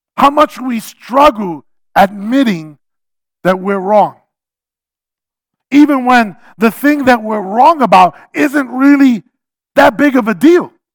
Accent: New York City, New York, United States; I'm a New Yorker

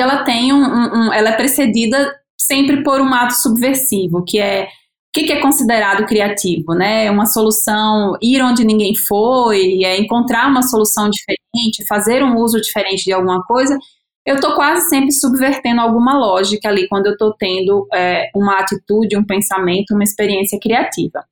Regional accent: Natal, Rio Grande do Norte, Brazil; now in São Paulo, Brazil; eu sou de Natal, moro em São Paulo há oito anos

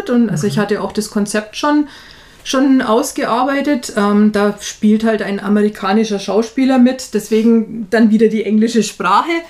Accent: Nuremberg, Bavaria, Germany; Ich komme ja ursprünglich aus Nürnberg. Das hört man ja, glaube ich, auch

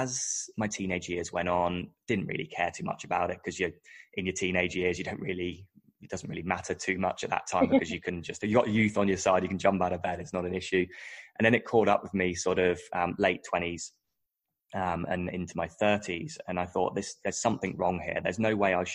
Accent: United Kingdom; moved away as an adult; now in Australia; I'm British, and I moved to Australia around about 2011.

